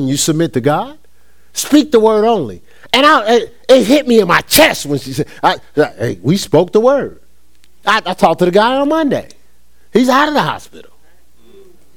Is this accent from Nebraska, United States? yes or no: no; Newark, New Jersey, United States; born and raised in Newark, New Jersey